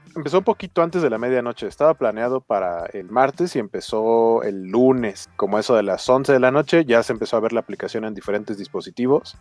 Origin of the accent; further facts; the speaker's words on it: Mexico City, Mexico; tanto Beto como yo somos eh, hermanos de la República de Iztapalapa